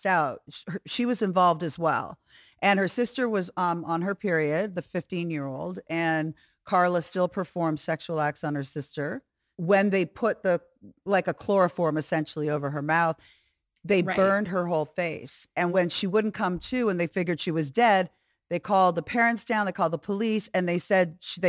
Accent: Burlington, Ontario, Canada; moved away as an adult; also born or lived in Montreal; my hometown, Burlington

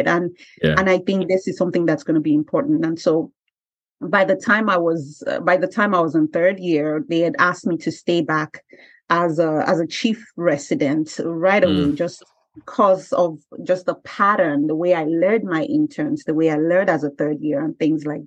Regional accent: Nigeria; moved away as an adult; I came from Nigeria and I came here

